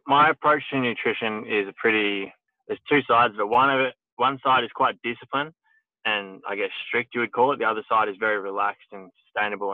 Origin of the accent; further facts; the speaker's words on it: Horsham, Victoria, Australia; I grew up in Horsham, Victoria